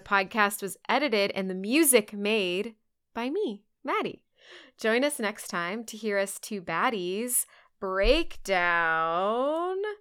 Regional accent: Texas, United States; as a Texan

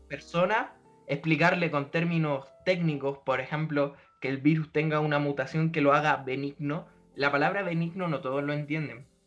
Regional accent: Puente Alto, Santiago Metropolitan Region, Chile; Somos de Puente Alto

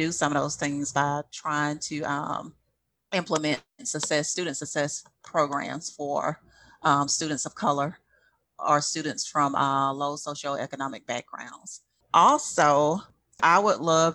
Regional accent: Prichard, Alabama, United States; I grew up in Pritchard, but I went to LaFleur

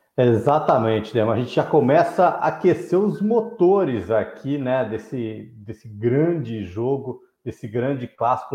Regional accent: Ribeirão Preto, São Paulo, Brazil; eu cresci em Ribeirão

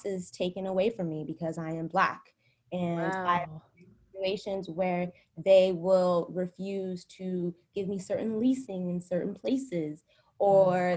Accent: United States; moved away as an adult; now in Shanghai, China; being an American and being a Black woman

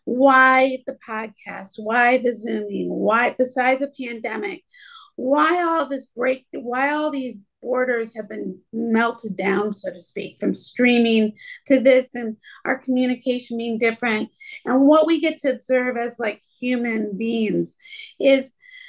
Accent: Midwest, United States; growing up in the Midwest

